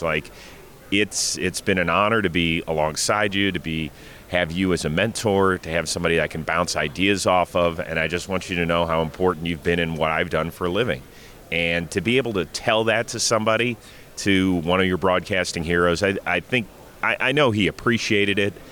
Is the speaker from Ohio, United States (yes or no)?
yes; Cleveland, Ohio, United States; my hometown, Cleveland Browns